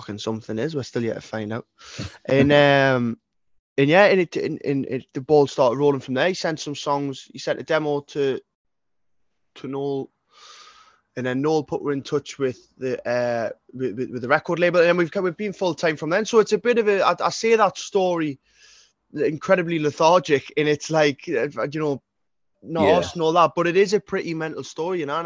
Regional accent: Newcastle upon Tyne, North East England, United Kingdom; I was brought up in the East End of Newcastle

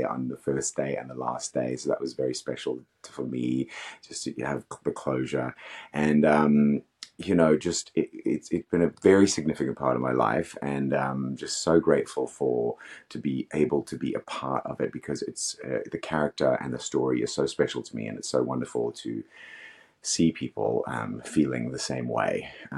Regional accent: Australia; also born or lived in Africa; I grew up in Africa and Australia, so I don't know.

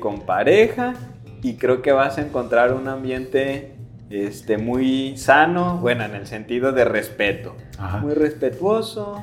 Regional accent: Atotonilco el Alto, Jalisco, Mexico; de Atoto.

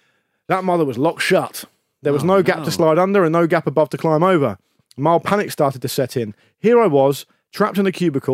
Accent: Titchfield, South East England, United Kingdom; I grew up in Titchfield, a small village

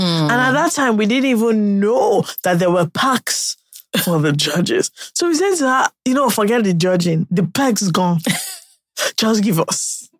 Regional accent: United Kingdom; I'm British

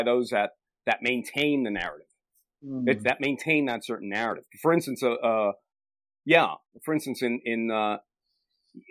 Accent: United States; Americans, my fellow countrymen

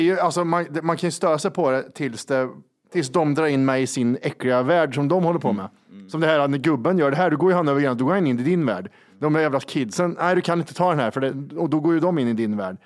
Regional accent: Kristinehamn, Värmland, Sweden; now in Stockholm, Sweden; i Kristinehamn, där vi är ifrån

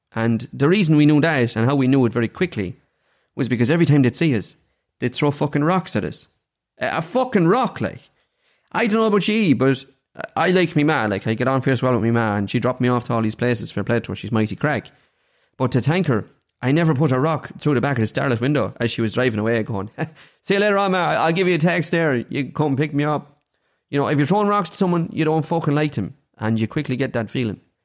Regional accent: Daingean, Ireland; I'm from Dangan

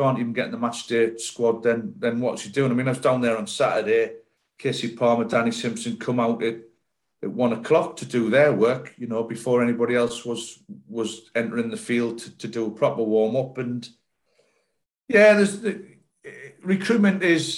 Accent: Sunderland, North East England, United Kingdom; moved away as an adult; now in Bristol, United Kingdom; When I come down here from Sunderland to Bristol City, it was a big move because it was the other end of the country for me. I'd never been out the North East

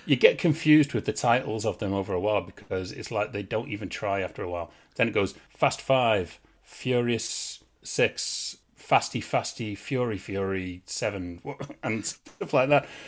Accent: England, United Kingdom; I'm English.

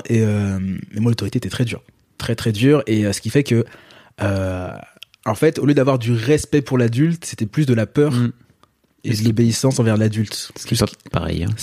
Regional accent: Paris, Île-de-France, France; also born or lived in Guadeloupe; Dans Paris. Dans pur parisien. Euh, voilà, j'ai grandi dans le 14e.

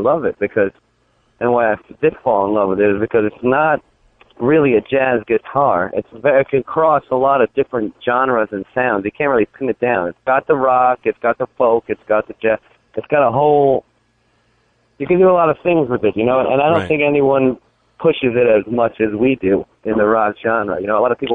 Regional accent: New York City, New York, United States; I'm from New York City, that's where I grew up

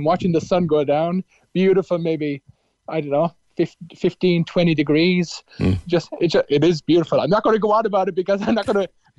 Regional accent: Cork, Munster, Ireland; moved away as an adult; now in Melbourne, Australia; raised in Ballinderry Park. I wasn't. I was born, yes, in my grandparents in Ballinderry, but I was born and raised really in Allenley Grove.

